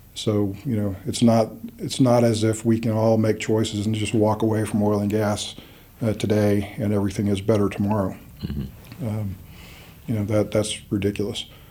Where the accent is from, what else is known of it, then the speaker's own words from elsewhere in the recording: Midland, Texas, United States; I was born in Midland, Texas, in the heart of the Permian Basin